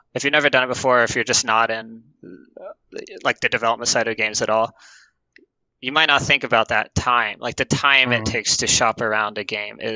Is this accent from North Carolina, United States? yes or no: no; Atlanta, Georgia, United States; moved away as an adult; now in Portland, United States; I am originally from Atlanta, like I said, but I moved to Portland with my wife in 4 years ago